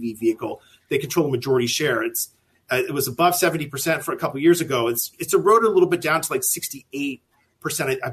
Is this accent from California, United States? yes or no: yes; California, United States; moved away; I'm originally from California